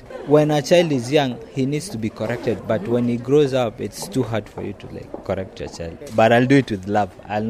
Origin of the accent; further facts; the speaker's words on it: Tanzania; I'm from Tanzania.